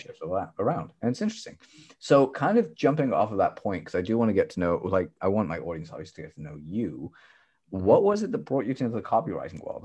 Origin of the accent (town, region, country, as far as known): United Kingdom